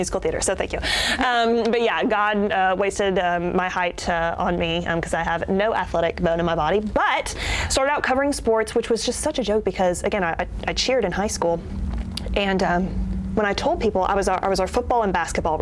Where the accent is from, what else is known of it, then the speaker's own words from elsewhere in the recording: Charlotte, North Carolina, United States; moved away; I'm from Charlotte. I grew up there and went to the same school, first through 12th grade